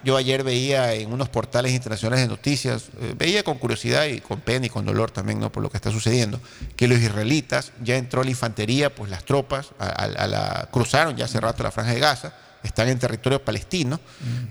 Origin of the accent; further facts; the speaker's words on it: Ecuador; nosotros como ecuatorianos